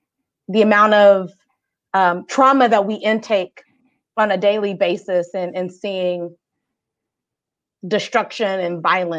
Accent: Oklahoma, United States; growing up in Oklahoma

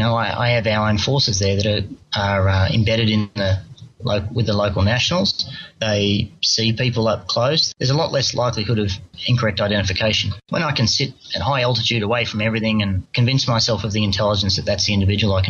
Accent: Australia; as an Australian citizen

